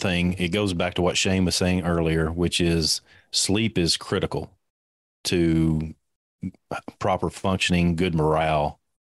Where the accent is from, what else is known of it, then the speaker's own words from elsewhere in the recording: Kentucky, United States; I'm from Kentucky.